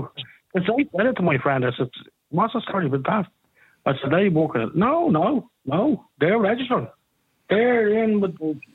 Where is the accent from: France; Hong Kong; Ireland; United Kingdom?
Ireland; I'm Irish.